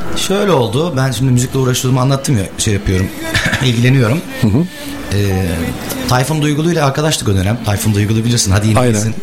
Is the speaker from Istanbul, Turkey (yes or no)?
yes; Istanbul, Turkey; moved away as an adult; also born or lived in Gemlik; now in Bursa, Turkey; İlk orta lise, üniversite hayatım hep İstanbul'da geçti